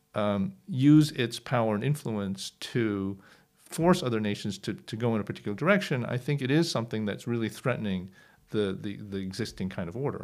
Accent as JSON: {"language": "English", "country": "United States", "tie": "born or raised there", "said": "I grew up in the United States"}